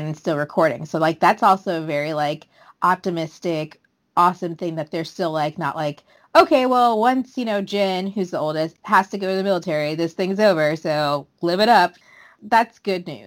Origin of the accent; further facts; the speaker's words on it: United States; I know I'm American. I know I'm coming from my American point of view.